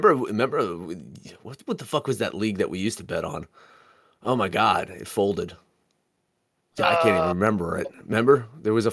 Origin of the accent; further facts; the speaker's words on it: Monmouth County, New Jersey, United States; moved away; I'm from Monmouth County, New Jersey originally